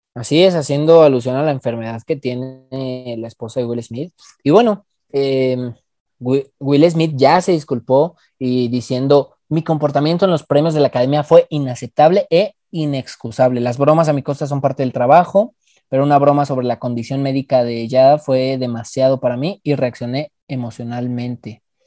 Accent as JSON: {"language": "Spanish", "country": "Mexico", "said": "Soy más mexicano"}